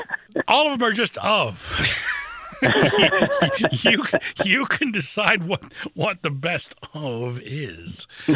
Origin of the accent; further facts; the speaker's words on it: Lansing, Michigan, United States; especially in my hometown of Lansing. I've spent so much, over half my life, oddly enough, on the radio here in Lansing.